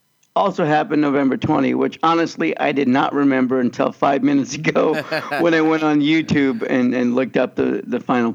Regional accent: Kansas, United States; moved away; also born or lived in Los Angeles; even though I grew up in Kansas.

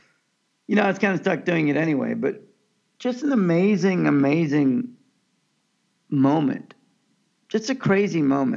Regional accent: Kansas, United States; also born or lived in Pakistan; of Pakistani birth, and I grew up in Kansas

